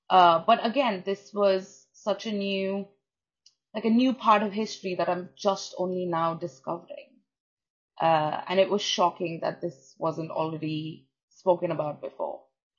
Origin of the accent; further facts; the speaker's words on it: India; now in United Kingdom; I come from India